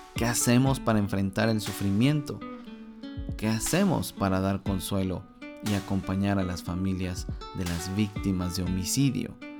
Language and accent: Spanish; Mexico; mi país